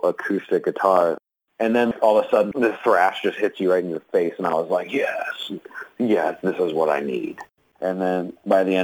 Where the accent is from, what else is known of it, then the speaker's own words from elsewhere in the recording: Philly area, New Jersey, United States; moved away; I'm originally from New Jersey